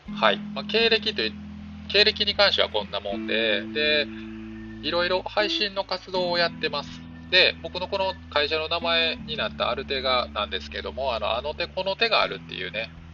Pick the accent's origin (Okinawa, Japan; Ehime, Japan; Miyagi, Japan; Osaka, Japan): Osaka, Japan; Sakai; moved away as an adult; now in Tokyo, Japan; ずっと大阪の堺で生まれてから、まあえー、26歳ぐらいまではね